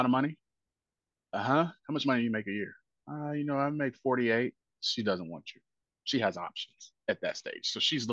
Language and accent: English; Indianapolis, Indiana, United States; now in Nashville, United States; my neighborhood growing up, it was a pool. I'm from Indianapolis, Indiana.